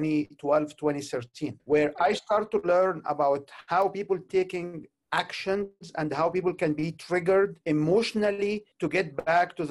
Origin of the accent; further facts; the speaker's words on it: Egypt; moved away as an adult; also born or lived in Canada; I'm originally from Egypt. I have been in Canada for about 23 years